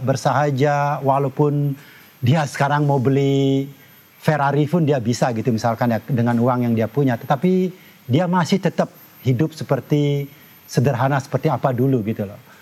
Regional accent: Tabanan, Bali, Indonesia; moved away as an adult; also born or lived in United States; saya dilahirkan di uh, desa kecil uh, namanya uh, Banjar Jangkahan, Desa Batuaji, Kecamatan Keramitan, Tabanan

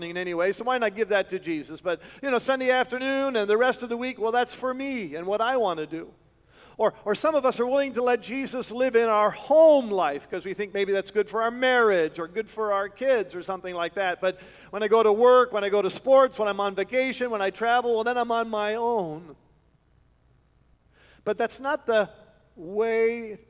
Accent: Canada; moved away as an adult; also born or lived in West Michigan; we're from Canada

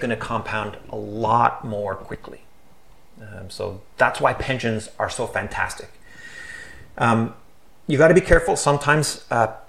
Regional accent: Canada; we're from Canada

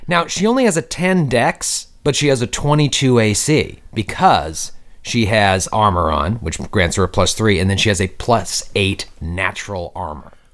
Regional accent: Boston, Massachusetts, United States; when I was growing up, I'm from Boston, Mi, uh, Massachusetts

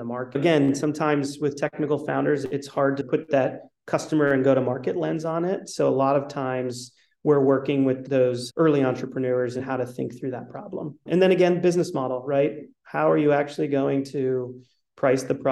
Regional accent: New Hampshire, United States; also born or lived in New York City; finance guy, pretty conservative from New Hampshire

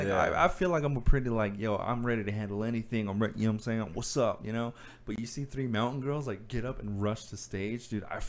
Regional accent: Farmington, New Mexico, United States; I grew up in Farmington.

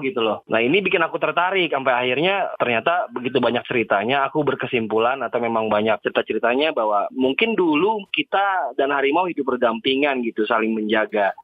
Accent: Jakarta, Indonesia; saya secara garis keturunan memang orang Sumatera, walaupun lahir dan besar di Jakarta

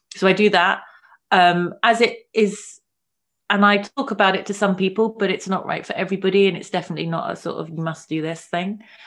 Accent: London, United Kingdom; I grew up in London.

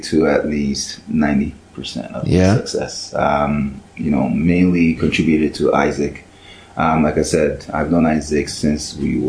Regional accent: Ghana; So, you know, I'm Ghanaian

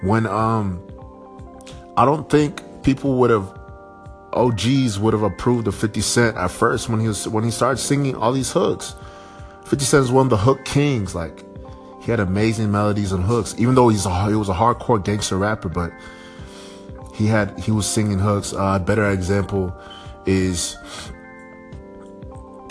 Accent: Nigeria; I'm Nigerian

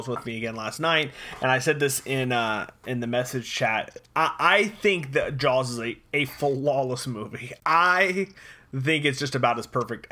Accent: Florida, United States; now in Texas, United States; we grew up in Florida

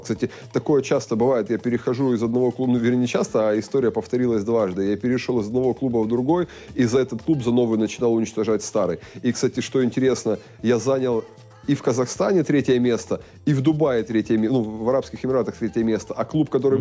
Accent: Russia; moved away as an adult; also born or lived in Kazakhstan; у нас там в России

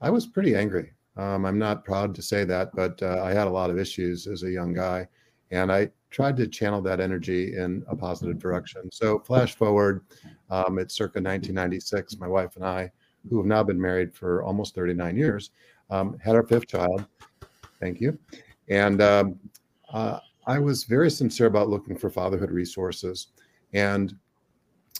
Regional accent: Chicago, Illinois, United States; I was born and raised in the Chicago area.

